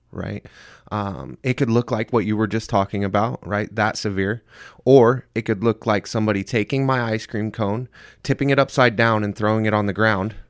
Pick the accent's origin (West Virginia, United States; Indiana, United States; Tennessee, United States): Indiana, United States; Centerville; moved away; also born or lived in Mesa, Arizona; I was, uh, born and raised in Centerville, Indiana